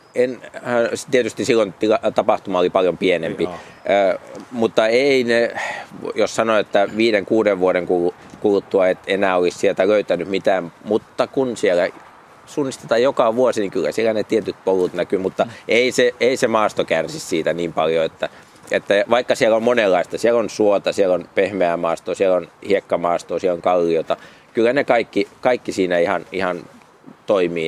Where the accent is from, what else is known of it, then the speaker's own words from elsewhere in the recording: Paimio, Southwest Finland, Finland; olen syntyperäinen paikkakuntalainen